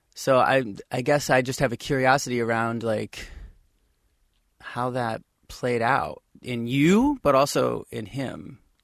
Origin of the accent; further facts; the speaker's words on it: Midwest, United States; I myself was born in the Midwest